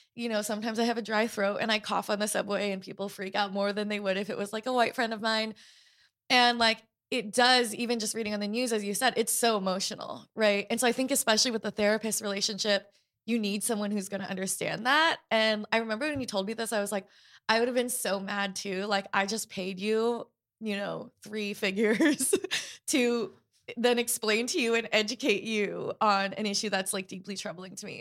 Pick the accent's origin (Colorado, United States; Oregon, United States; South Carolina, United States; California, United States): Oregon, United States; Portland; I was growing up in Portland, Oregon